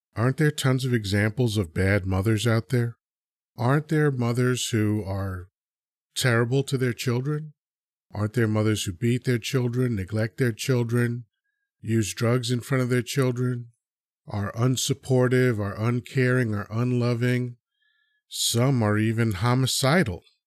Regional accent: United States; also born or lived in Dominican Republic; I was, uh, born there, and I was moved to America, uh, when I was two. So I've been in America fifty-seven years now

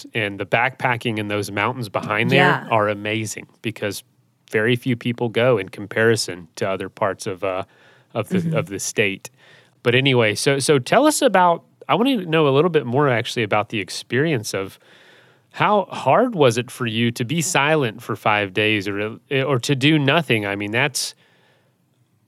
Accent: Florida, United States; I'm from Florida

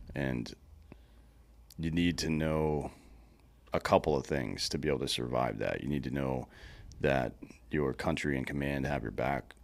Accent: Southeast, United States; I'm from the Southeast

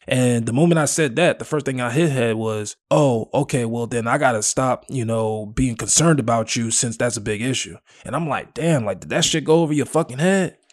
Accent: Willowbrook, United States; I'm from Willowbrook

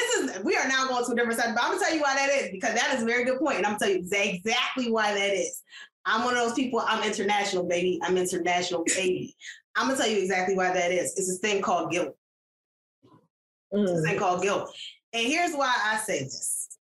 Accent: Jamaica; I was like, actually, I'm Jamaican.

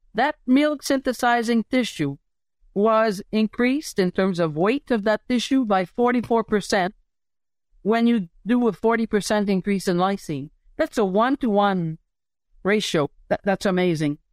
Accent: Montreal, Quebec, Canada; moved away as an adult; also born or lived in Saskatchewan / Pennsylvania, United States; I'm a city girl. I come from Montreal City

